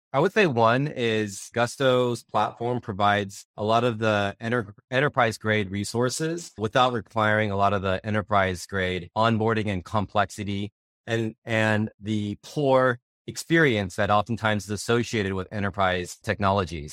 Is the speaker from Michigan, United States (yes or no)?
no; Upland, California, United States; I was born and raised in Southern California